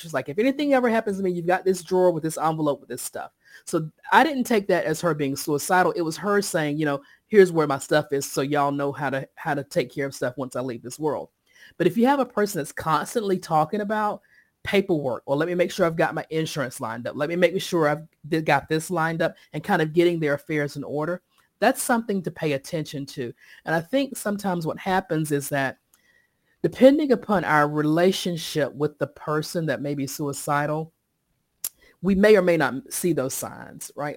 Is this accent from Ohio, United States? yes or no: no; Sampson County, Eastern North Carolina, United States; now in Raleigh, United States; I live in Raleigh, North Carolina, but I was born and raised in Eastern North Carolina, Sampson County.